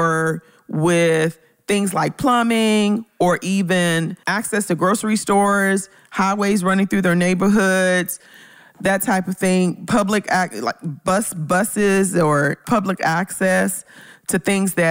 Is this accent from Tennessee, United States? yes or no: yes; Memphis, Tennessee, United States; moved away; my hometown neighborhood